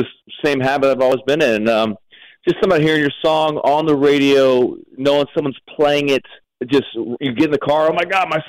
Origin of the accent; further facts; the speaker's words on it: Arizona, United States; moved away; also born or lived in Telluride, Colorado; I mean, I'm from out west to begin with. I'm from Arizona